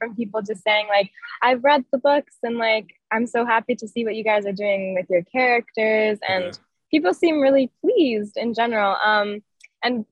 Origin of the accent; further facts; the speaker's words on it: Toronto, Ontario, Canada; I grew up in Toronto. I was born and raised there